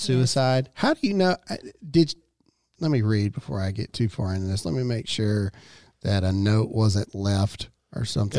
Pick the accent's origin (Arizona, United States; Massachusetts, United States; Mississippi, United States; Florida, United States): Mississippi, United States; I'm born and raised in Mississippi